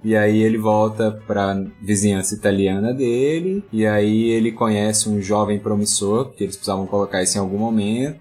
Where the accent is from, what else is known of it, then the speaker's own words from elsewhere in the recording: Goiânia, Goiás, Brazil; eu sou de Goiânia